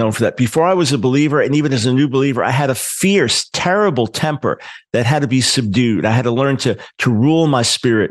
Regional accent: New York, United States; I'm a New Yorker, New York Jew

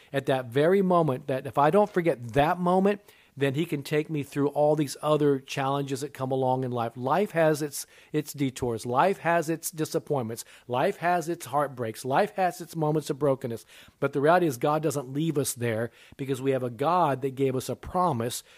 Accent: Japan; I was born in Japan. My mother was Japanese

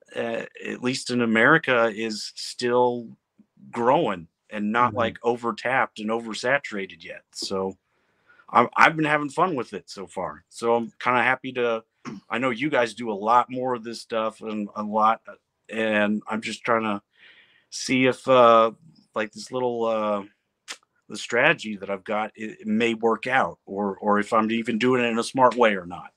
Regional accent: Midwest, United States; growing up in the Midwest, I, everyone around here plays baseball

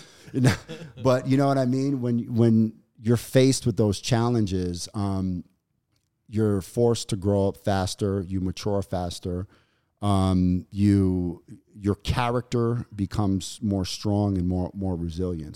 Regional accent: New York City, New York, United States; growing up in New York and, and Brooklyn, during the, the eighties and nineties

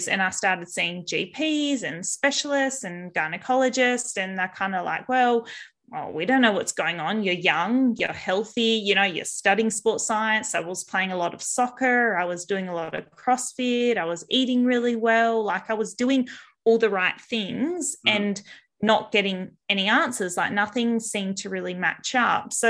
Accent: Albany, Western Australia, Australia; growing up in WA, so I grew up down south in Albany, so a small coastal town

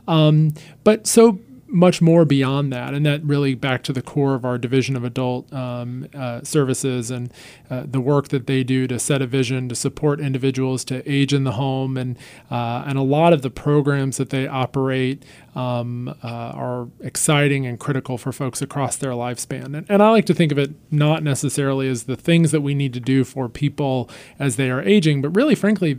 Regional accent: North Carolina, United States; a public servant in my home state

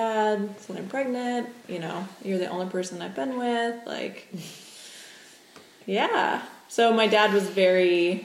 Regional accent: California, United States; I was born in California.

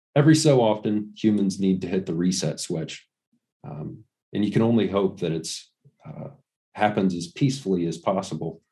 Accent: Ohio, United States; also born or lived in New Zealand; my hometown, which is about two hours away

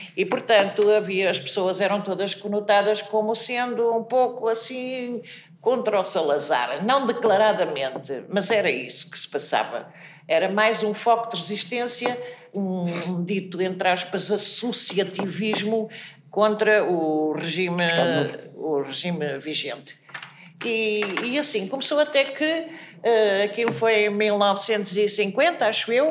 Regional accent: Espinho, Aveiro District, Portugal; eu sou de Espinho e, e desde sempre eh, andei pelos teatros, isto é, teatros amadores, não é? De criança, desde os 5 anos

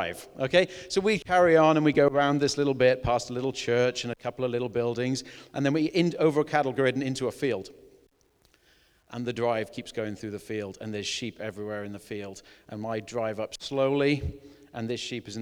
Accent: Wales, United Kingdom; I was brought up in Wales, spent a lot of time in mid Wales, walking the Breckens and things like that.

